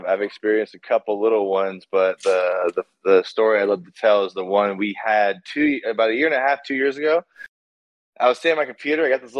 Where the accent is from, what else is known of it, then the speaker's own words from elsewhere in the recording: Bay Area, California, United States; where I grew up in the Bay Area.